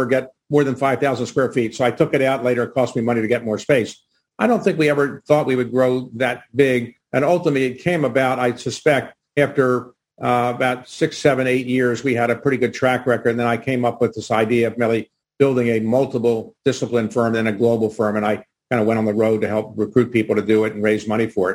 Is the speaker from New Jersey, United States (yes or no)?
no; Baltimore, Maryland, United States; my hometown of Baltimore